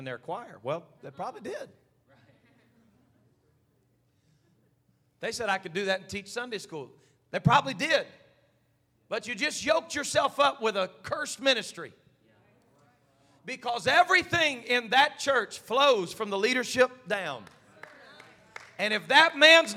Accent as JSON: {"language": "English", "country": "United States", "said": "an American pastor"}